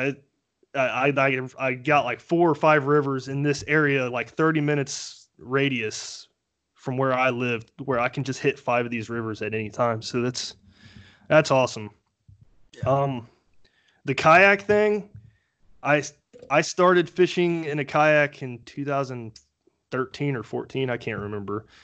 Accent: Dayton, Ohio, United States; I'm from the Dayton, Ohio area

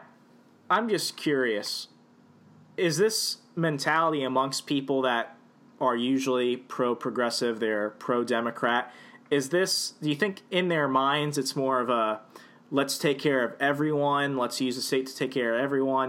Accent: the South, United States; growing up in the South

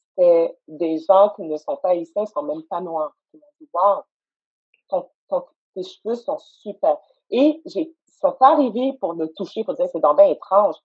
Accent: Montreal, Quebec, Canada; j'étais assise dans le sous-sol de mes parents à Saint-Michel, j'ai grandi à Saint-Michel

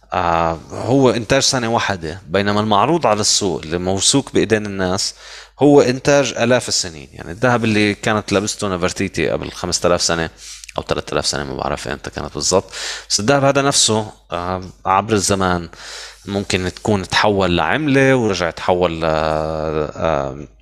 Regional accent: Lebanon; moved away; عندنا بلبنان هلا عم نشوف يعني او عندكم انا هلا مش في لبنان

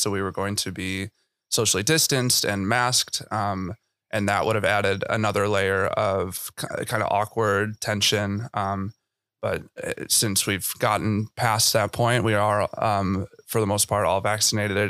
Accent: Chicago, Illinois, United States; I'm from Chicago

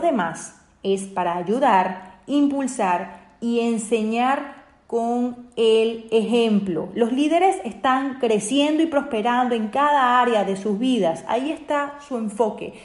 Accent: Venezuela; mi país, Venezuela

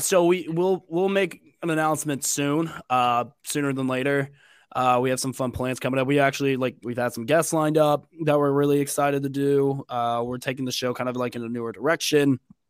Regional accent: Mobile, Alabama, United States; But I grew up in Mobile, Alabama.

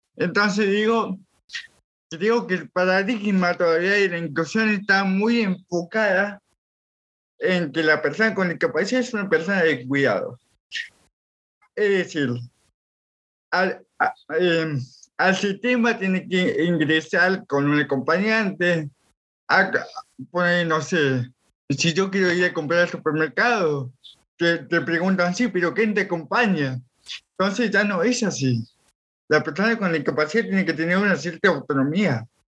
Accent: Villa La Angostura, Neuquén, Argentina; soy de Villa, ah. sí, sí, nativo de acá, y todo mi acá, soy de acá

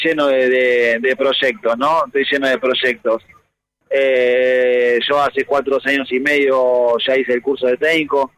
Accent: Buenos Aires, Argentina; Yo soy hincha de Platense desde chiquito porque nací en Saavedra

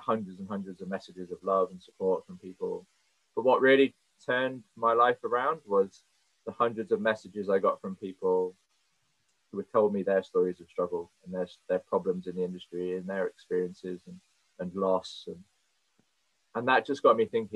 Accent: Cornwall, South West England, United Kingdom; I've always worked in hospitality my whole life, growing up in Cornwall

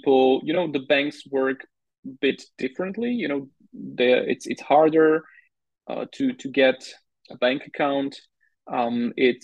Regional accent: Slovakia; I was already born into Slovakia.

